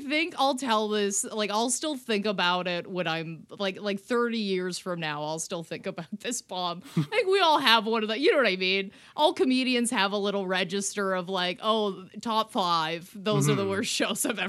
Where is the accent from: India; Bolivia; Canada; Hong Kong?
Canada; I'm a Canadian